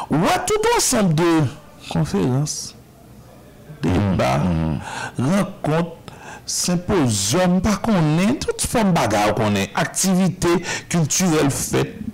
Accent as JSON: {"language": "French", "country": "Haiti", "said": "mais chez nous en Haïti, nous avons des femmes qui se, qui, se livrent dans, une lutte quotidienne."}